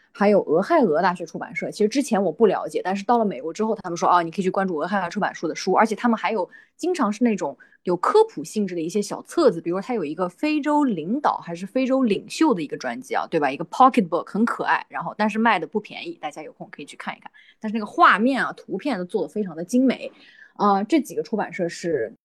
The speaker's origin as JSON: {"language": "Chinese", "country": "China", "tie": "born or raised there", "moved": "yes", "said": "我们在中国成长的，中国接受，算是这种，呃，义务教育吧，成长起来本科，本科也是在国内读的"}